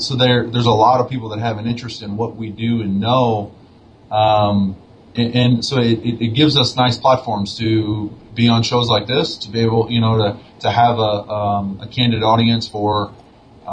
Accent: St. Louis, Missouri, United States; now in Albuquerque, United States; Lindenwood University, which is near my hometown of St. Louis, Missouri

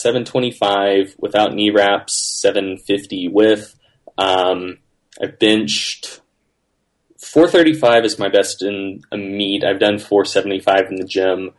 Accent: North Carolina, United States; also born or lived in Orange County, California; So now we're back in North Carolina

